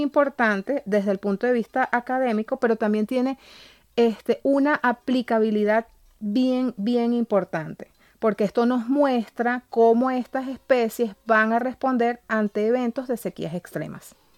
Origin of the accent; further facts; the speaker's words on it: Calabozo, Guárico, Venezuela; yo soy de Calabozo